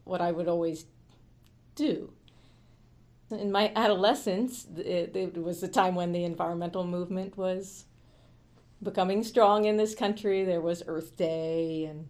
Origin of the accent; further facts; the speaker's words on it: Falls Church, Virginia, United States; now in New York City, United States; I grew up in the DC area, mostly in Northern Virginia, in Falls Church